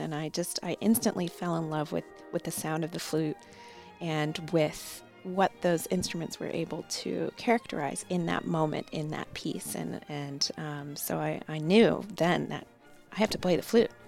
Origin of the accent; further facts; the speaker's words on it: Chicago, Illinois, United States; moved away as an adult; also born or lived in Pittsburgh, United States / Baltimore, United States; now in Norfolk, United States; I grew up in the Chicago area